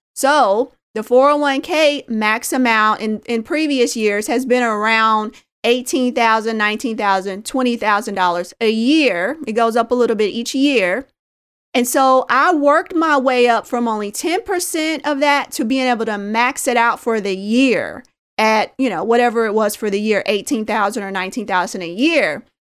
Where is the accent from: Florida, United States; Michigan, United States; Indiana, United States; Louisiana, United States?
Indiana, United States; Indianapolis; a young girl growing up in Indianapolis, Indiana